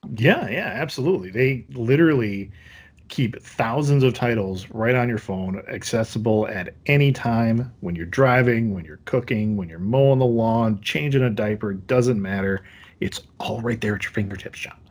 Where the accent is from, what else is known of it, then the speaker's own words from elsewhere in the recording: Wisconsin, United States; growing up in Wisconsin